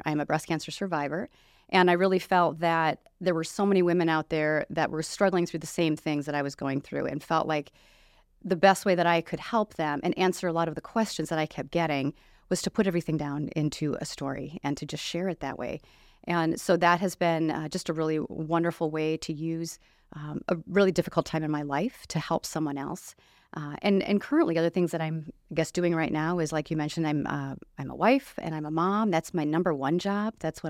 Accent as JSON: {"language": "English", "town": "La Crosse", "region": "Wisconsin", "country": "United States", "tie": "born or raised there", "said": "I grew up here in the La Crosse area, but then I moved away and I was always passionate about dance."}